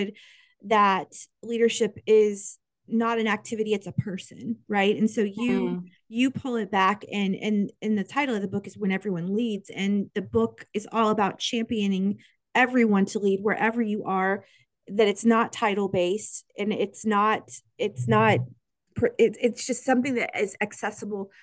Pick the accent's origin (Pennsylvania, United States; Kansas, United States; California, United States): Kansas, United States; moved away; You are chatting with me from Kansas, which is my home state